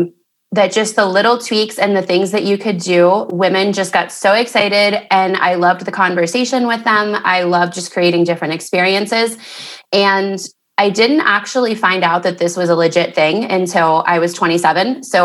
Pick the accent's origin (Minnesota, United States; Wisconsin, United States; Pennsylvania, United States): Pennsylvania, United States; Mount Pleasant; Yes, I was born in Mount Pleasant. I thought I would be living in Miami by now, but I'm still in Mount Pleasant.